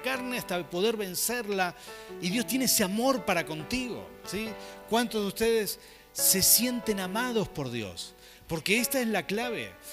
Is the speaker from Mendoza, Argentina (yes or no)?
yes; Mendoza, Argentina; somos mendocinos